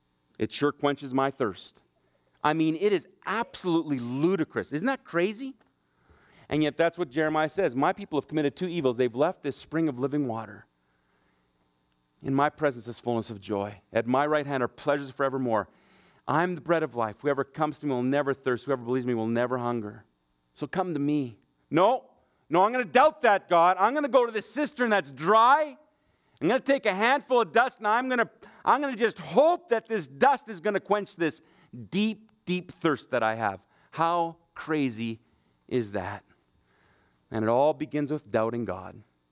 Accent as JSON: {"language": "English", "country": "Germany", "tie": "born or raised there", "also_born_or_lived": "Brandon, Manitoba", "said": "I grew up in Germany. Mom and dad are missionaries there. But when we were on furlough, we used to live in just outside of Brandon, Manitoba."}